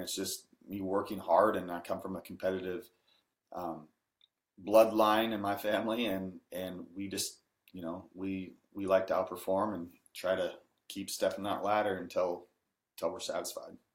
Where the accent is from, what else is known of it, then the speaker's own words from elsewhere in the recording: Washington, United States; I'm from Washington State and don't have a accent, a country accent per se